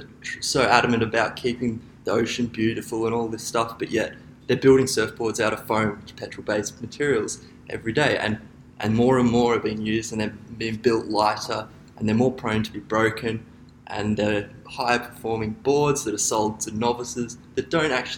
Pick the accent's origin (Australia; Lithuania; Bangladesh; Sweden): Australia; Gold Coast, Queensland; I grew up on the Gold Coast with my father, who was Gold Coast born